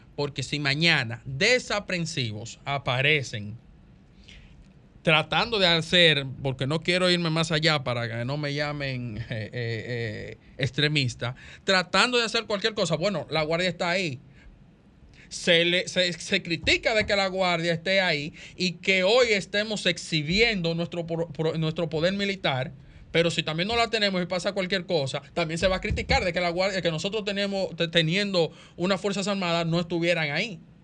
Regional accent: Dominican Republic; todos como dominicanos

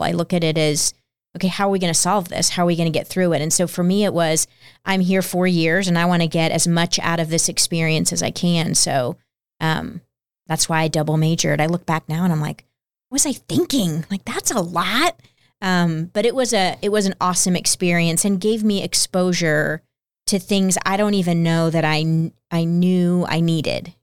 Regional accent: Plano, Texas, United States; also born or lived in Peoria, Illinois; I was two when we moved to the Dallas area to Plano, Texas. And I was raised there

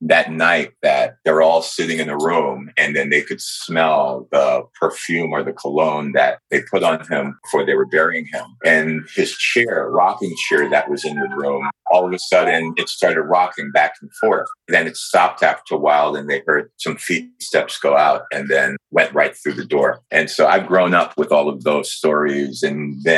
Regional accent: New York, United States; from a very young age, I grew up in New York

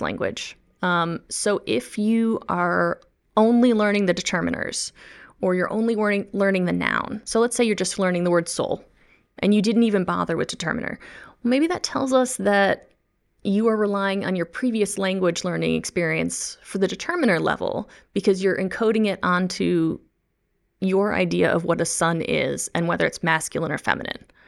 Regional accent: the Midwest, near the Chicago area, Illinois, United States; first language English; moved away; I'm a native English speaker. I grew up in the Midwest in the United States of America, um, near the Chicago land area

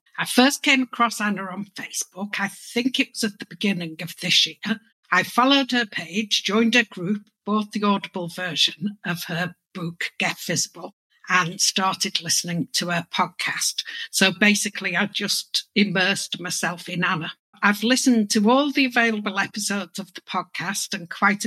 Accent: Liverpool, North West England, United Kingdom; I'm from Liverpool in the UK

